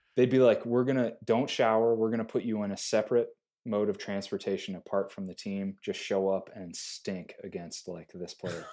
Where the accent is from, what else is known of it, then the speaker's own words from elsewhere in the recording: Joliet, Illinois, United States; I grew up in Joliet.